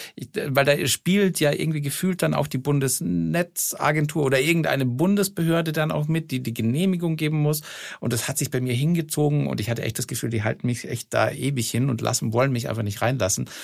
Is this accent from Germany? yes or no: no; Austria; ich komme aus Österreich